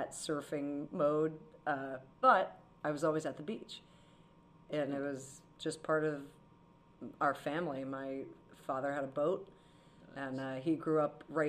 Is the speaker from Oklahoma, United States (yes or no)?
no; Monmouth County, New Jersey, United States; I'm from Monmouth County, so it's like a big surf county